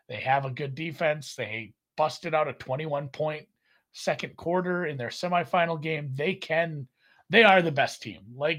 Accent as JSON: {"language": "English", "country": "Canada", "said": "I'm a Canadian bettor. We stand on guard for these."}